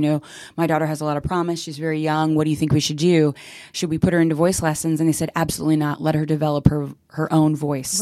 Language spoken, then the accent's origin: English; Central Florida, United States; also born or lived in South Bronx, New York; I moved down to, uh, Central Florida